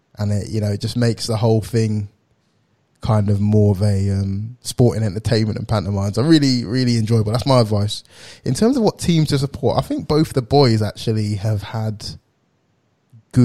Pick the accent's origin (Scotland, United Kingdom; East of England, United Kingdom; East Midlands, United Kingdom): East of England, United Kingdom; Essex; I'm from Essex